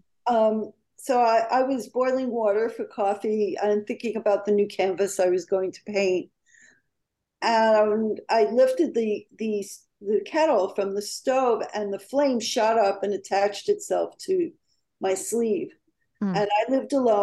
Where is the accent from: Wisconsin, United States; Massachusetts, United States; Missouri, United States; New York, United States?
New York, United States; moved away; also born or lived in California; being a New Yorker, I wanted to make it in my hometown, New York